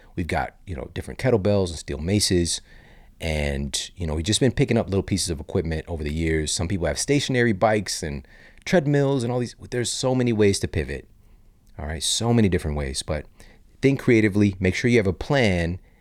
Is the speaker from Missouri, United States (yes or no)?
yes; St. Louis, Missouri, United States; also born or lived in Los Angeles; I'm from Saint Louis, Missouri